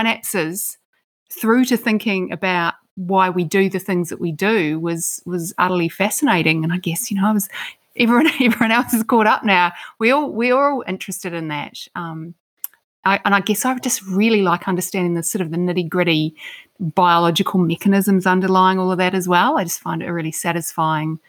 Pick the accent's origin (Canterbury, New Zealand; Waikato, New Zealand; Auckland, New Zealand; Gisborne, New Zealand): Canterbury, New Zealand; Christchurch; moved away; I grew up in Christchurch, New Zealand